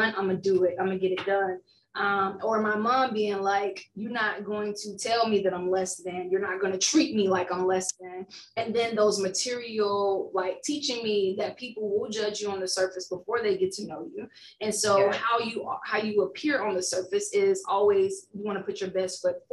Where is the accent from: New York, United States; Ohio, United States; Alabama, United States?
Alabama, United States; Alabama bred me, raised and bred